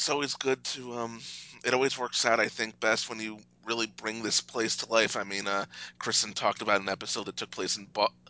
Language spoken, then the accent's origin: English; New York City, New York, United States; as a New Yorker